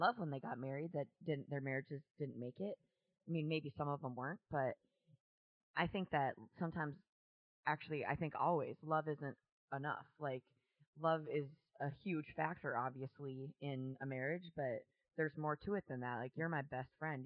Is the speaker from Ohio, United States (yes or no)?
no; Virginia, Minnesota, United States; moved away as an adult; also born or lived in Pine City, Minnesota / Blaine, Minnesota; now in Oklahoma, United States; I was born in Virginia, Minnesota in September of 1975